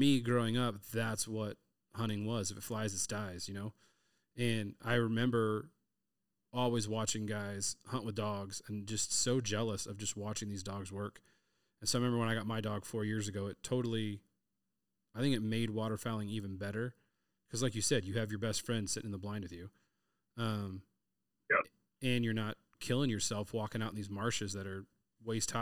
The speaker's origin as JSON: {"language": "English", "region": "Southern California", "country": "United States", "said": "I'm from Southern California"}